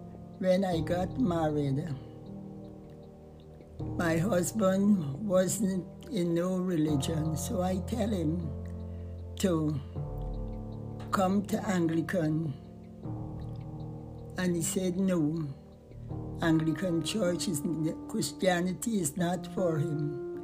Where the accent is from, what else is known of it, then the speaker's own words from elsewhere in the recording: Georgetown, Demerara-Mahaica, Guyana; Georgetown, Guyana.